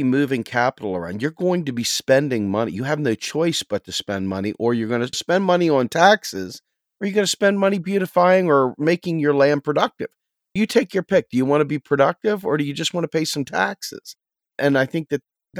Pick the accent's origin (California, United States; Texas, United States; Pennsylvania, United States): Pennsylvania, United States; Pennsylvania as my home state